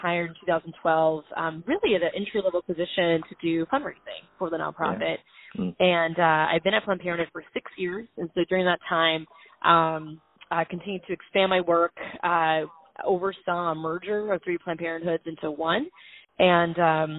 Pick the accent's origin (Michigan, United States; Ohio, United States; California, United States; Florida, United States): Florida, United States; Orlando; I grew up in Orlando, Florida